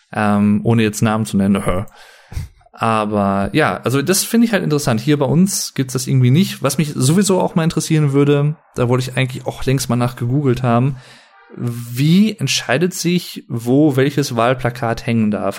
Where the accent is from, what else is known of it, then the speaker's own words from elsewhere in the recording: Sauerland, North Rhine-Westphalia, Germany; ich bin nicht Berliner, ich bin äh, aus dem Sauerland